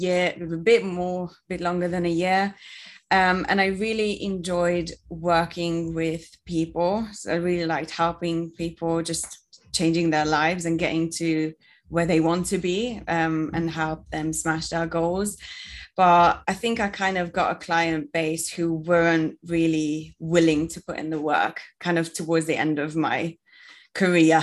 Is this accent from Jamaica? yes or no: no; Hungary; moved away as an adult; now in United Kingdom; I'm from Hungary and I moved to the UK to do a bachelor's in food development and innovation